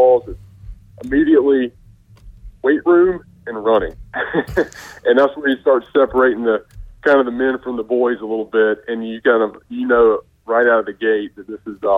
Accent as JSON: {"language": "English", "town": "Greenville", "region": "North Carolina", "country": "United States", "tie": "born or raised there", "moved": "yes", "said": "we grew up together, growing up in Greenville, playing baseball."}